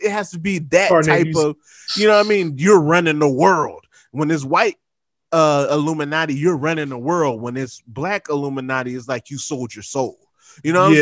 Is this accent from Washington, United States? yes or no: no; Trenton, New Jersey, United States; I'm from Trent